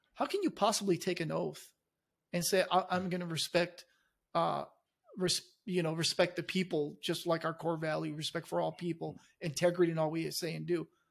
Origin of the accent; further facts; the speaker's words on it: Chile; now in United States; I came to this country, I was born in Chile